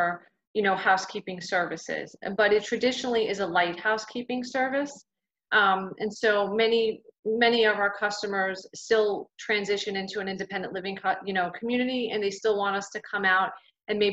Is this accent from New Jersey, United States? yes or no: yes; New Jersey, United States; moved away as an adult; now in Florida, United States; I'm from New Jersey